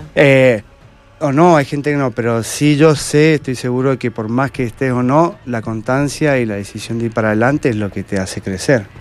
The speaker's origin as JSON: {"language": "Spanish", "region": "Mendoza", "country": "Argentina", "tie": "born or raised there", "said": "soy mendocino y por ahora estoy acá."}